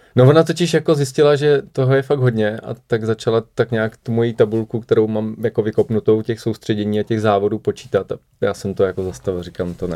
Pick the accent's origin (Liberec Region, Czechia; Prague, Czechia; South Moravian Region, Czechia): Prague, Czechia; also born or lived in Moravian Wallachia; narodil jsem se teda na Valašsku, ale v Praze jsem od 6 let, takže už se považuji za Pražáka